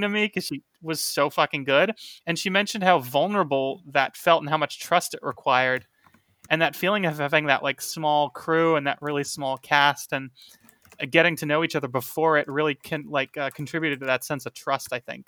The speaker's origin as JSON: {"language": "English", "town": "Tucson", "region": "Arizona", "country": "United States", "tie": "born or raised there", "said": "Tucson, which is my hometown"}